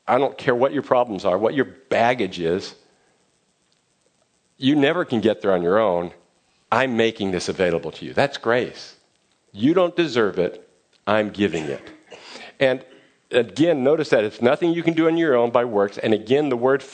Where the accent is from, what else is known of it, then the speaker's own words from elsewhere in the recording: Fremont, California, United States; I grew up near Mission San Juan de Guadalupe, San Jose de Guadalupe in Fremont